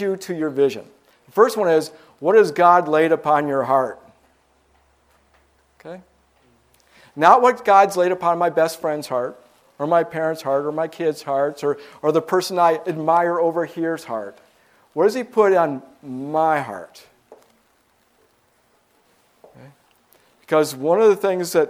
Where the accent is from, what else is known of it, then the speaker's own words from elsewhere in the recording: Michigan, United States; I'm from Michigan.